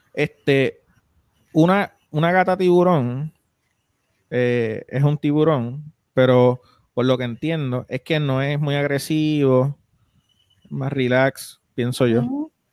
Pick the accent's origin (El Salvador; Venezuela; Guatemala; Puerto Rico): Puerto Rico; Isabela; yo soy de Isabela